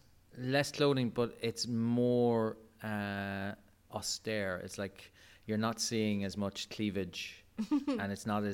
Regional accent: Ireland; We're Irish.

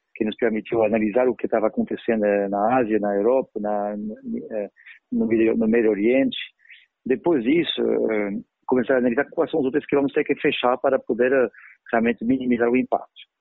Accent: France; Portuguese is a second language; also born or lived in Paris; now in Brazil; Eu sou francês, eu vivi com terrorismo durante anos em, Paris

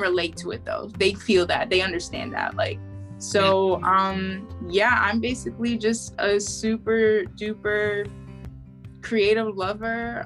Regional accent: Maplewood, New Jersey, United States; also born or lived in Boston; I was born in Maplewood, New Jersey.

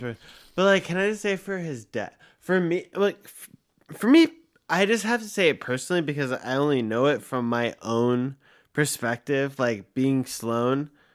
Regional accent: Los Angeles, California, United States; I was born in Woodland Hills

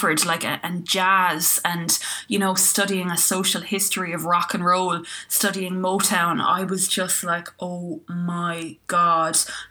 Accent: Clonmel, Munster, Ireland; moved away as an adult; also born or lived in Dublin; when I moved from Clonmel up to Dublin

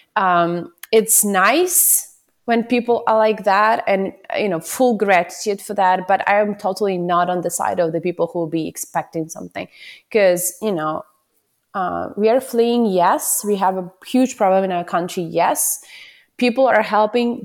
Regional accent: Ukraine; moved away as an adult; I'm from Ukraine.

